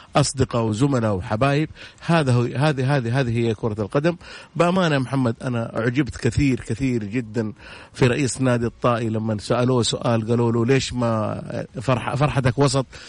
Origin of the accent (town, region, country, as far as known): Saudi Arabia